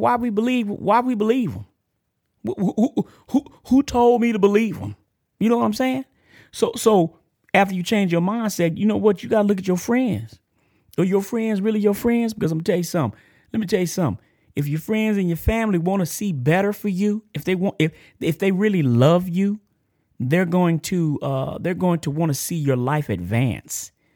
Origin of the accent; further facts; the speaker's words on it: Texas, United States; accent: country; I'm country. I'm from Texas and I'm from, I'm country